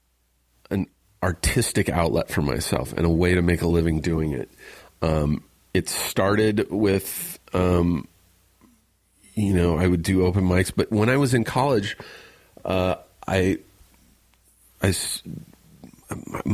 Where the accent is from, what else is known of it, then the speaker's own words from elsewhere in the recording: Riverside, California, United States; I grew up in Riverside, which is about an hour away from here.